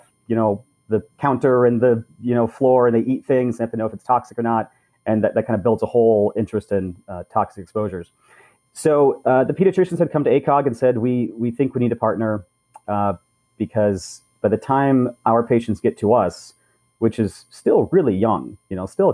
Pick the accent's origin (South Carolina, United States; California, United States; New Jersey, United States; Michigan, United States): California, United States; Southern; grew up in Southern California where I am at the moment